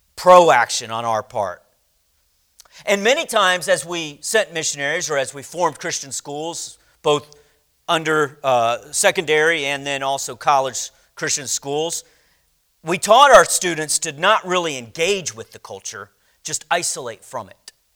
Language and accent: English; United States